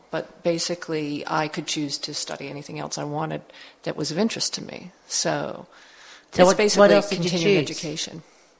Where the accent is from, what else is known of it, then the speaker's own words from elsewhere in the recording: New York City, New York, United States; I'm from New York City. I grew up and studied there in New York